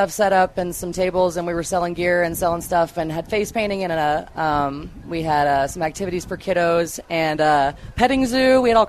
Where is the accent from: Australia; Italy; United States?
United States; Cheyenne, Wyoming; moved away as an adult; now in Severance, United States; I was born and raised in Cheyenne, and I moved here, oh, my goodness, 9 years ago now